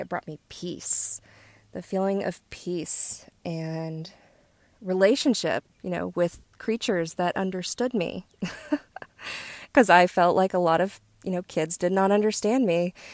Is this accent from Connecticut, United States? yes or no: no; West Virginia, United States; I'm from West Virginia. We were outside all day, every day that we could